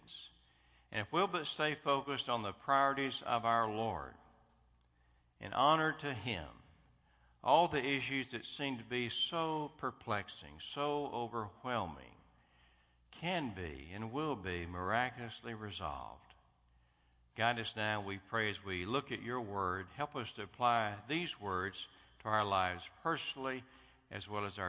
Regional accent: United States; I love being an American

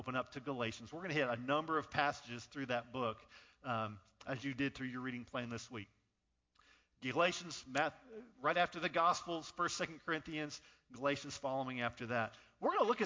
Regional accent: Northern California, United States; now in Rock Hill, United States; I was born in Northern California

